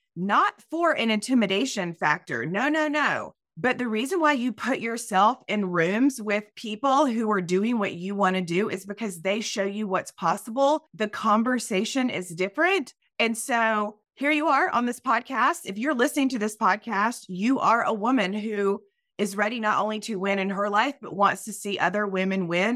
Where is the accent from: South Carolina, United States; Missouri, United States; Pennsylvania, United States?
South Carolina, United States; Myrtle Beach; moved away; I am originally from Myrtle Beach, South Carolina. I'm a Southern girl